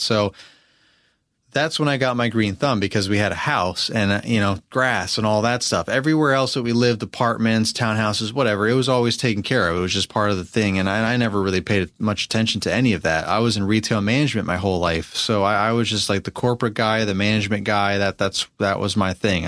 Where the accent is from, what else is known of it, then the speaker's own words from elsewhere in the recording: Albany, New York, United States; moved away as an adult; also born or lived in Pennsylvania; now in Virginia, United States; I'm from Albany, New York